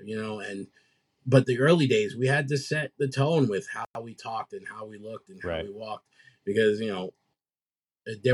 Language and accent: English; New York City, New York, United States; I grew up around Bed-Stuy. I lived in Brooklyn.